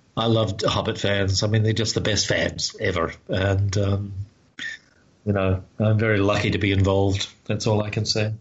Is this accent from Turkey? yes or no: no; New Zealand; for me as a New Zealander